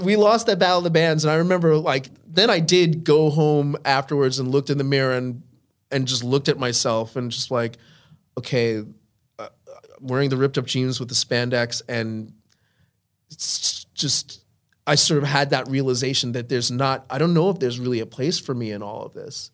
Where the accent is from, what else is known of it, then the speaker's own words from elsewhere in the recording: Holbrook, New York, United States; also born or lived in Brooklyn, New York; I grew up in Long Island.